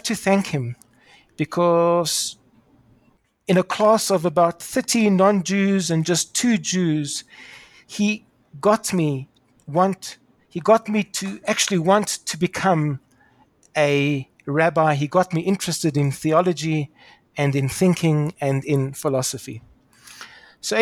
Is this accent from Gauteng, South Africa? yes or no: yes; Pretoria, Gauteng, South Africa; accent: somewhere between Australian and British; I'm a South African, in case you're wondering where my strange accent, somewhere between a bad Australian accent and an even worse British accent, comes from. I was born in Pretoria. I went to school in Pretoria.